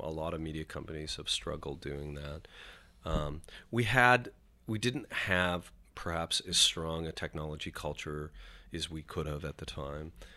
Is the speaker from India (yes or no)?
no; Canada; moved away as an adult; now in New York, United States; identify as a Canadian